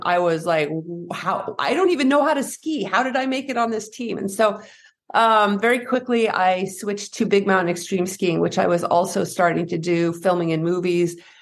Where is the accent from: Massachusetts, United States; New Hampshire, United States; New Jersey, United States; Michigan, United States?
New Hampshire, United States; Henniker; I grew up in New Hampshire, uh, in a small town, Henniker, New Hampshire